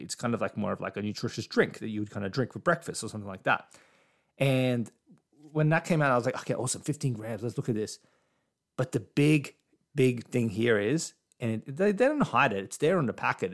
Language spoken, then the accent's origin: English; Australia; as an Aussie